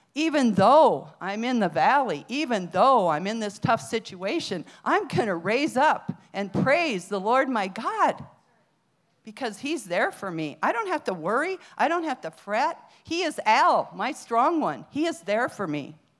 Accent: Iowa, United States; moved away; also born or lived in Arizona; I was from Iowa

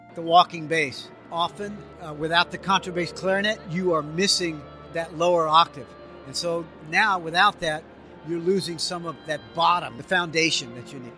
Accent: New Orleans, Louisiana, United States; I grew up in New Orleans and my first real musical experiences were that New Orleans jazz

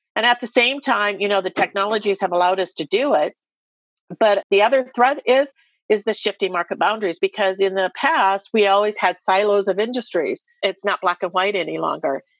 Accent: Iowa, United States; I'm an Iowa girl, born and raised in Iowa

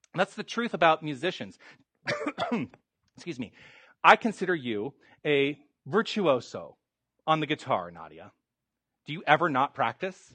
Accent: Tucson, Arizona, United States; moved away as an adult; I was born and raised in Tucson, and then I went away for many decades, and then I've come back.

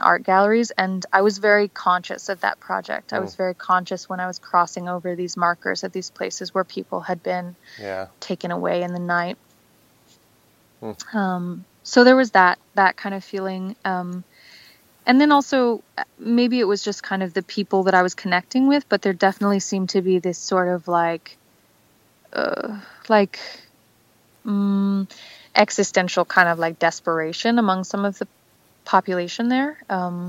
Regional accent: United States; I'm American

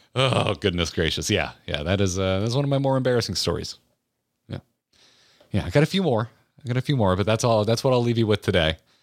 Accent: Florida, United States; I grew up in Florida.

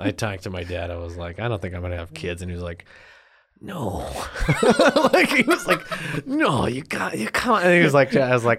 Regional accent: Pueblo, Colorado, United States; I'm from Pueblo.

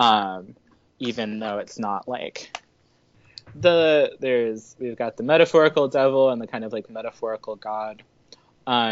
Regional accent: Midwest, United States; I grew up in the Midwest, so I have a really complicated relationship with religion

